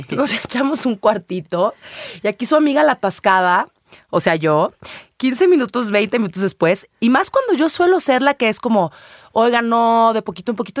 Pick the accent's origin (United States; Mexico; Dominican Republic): Mexico; Guadalajara, Jalisco; pero soy tapatía. Ahí nací, ahí crecí